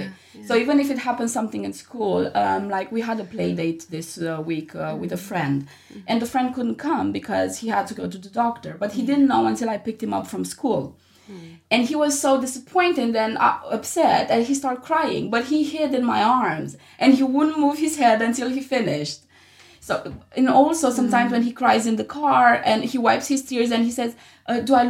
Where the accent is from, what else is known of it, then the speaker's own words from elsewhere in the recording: Romania; moved away; I grew up in Romania, so boys are supposed to be strong